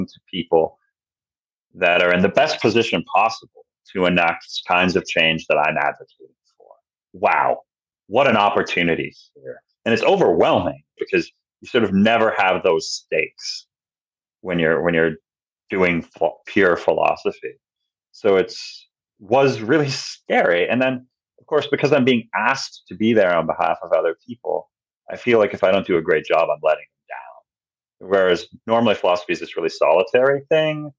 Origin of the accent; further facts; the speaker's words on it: New York, United States; New York, my home state